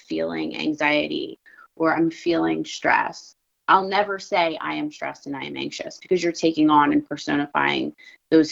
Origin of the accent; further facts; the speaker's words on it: Philadelphia, Pennsylvania, United States; I'm a girl from Philly